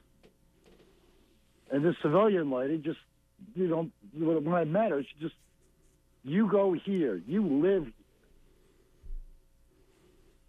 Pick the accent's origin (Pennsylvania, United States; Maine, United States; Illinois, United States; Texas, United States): Maine, United States; Trenton; I'm from Trenton, Maine. That's my hometown.